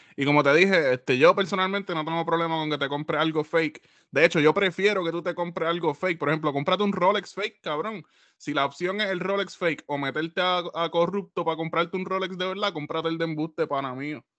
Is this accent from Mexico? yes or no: no; Puerto Rico; como buen boricua